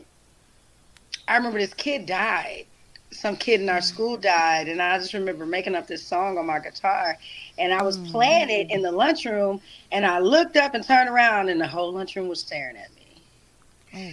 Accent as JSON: {"language": "English", "town": "Milwaukee", "region": "Wisconsin", "country": "United States", "moved": "as an adult", "lives_now": "Las Vegas, United States", "said": "I'm from Milwaukee, but currently I am in Las Vegas"}